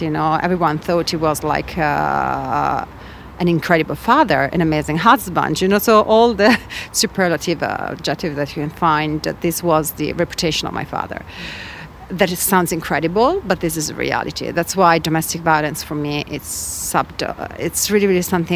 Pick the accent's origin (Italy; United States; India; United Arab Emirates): Italy; Padua, Veneto; I grew up in Italy, in Padua